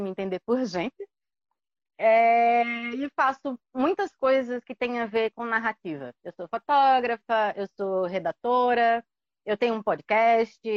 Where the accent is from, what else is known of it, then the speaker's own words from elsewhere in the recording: São Paulo, Brazil; now in João Pessoa, Brazil; É, eu nasci em São Paulo, mas moro em João Pessoa